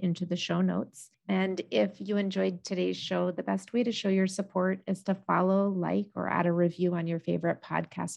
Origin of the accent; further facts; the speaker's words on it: Northern Vermont, United States; I grew up in Northern Vermont